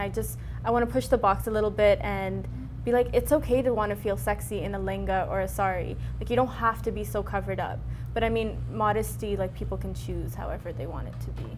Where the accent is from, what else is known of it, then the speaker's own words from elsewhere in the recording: Brampton, Ontario, Canada; when I grew up in Brampton, I, I didn't grow up in like the brown part of Brampton